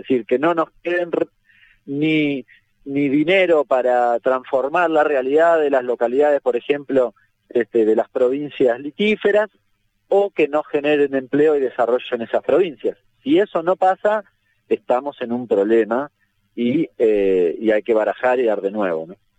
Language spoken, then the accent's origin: Spanish; Argentina; soy argentino